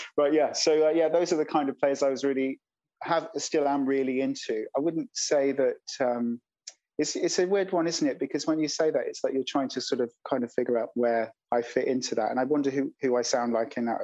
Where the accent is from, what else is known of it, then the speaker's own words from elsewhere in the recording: London, United Kingdom; I grew up in London